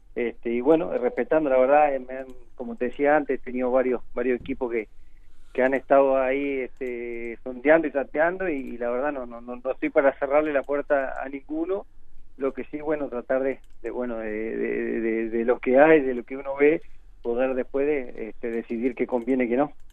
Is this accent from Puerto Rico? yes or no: no; Uruguay; moved away as an adult; also born or lived in Spain